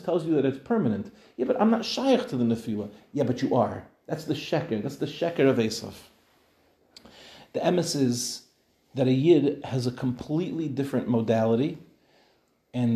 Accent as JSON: {"language": "English", "country": "United States", "moved": "yes", "lives_now": "Israel", "said": "as an American, I was living in America when we built our apartment"}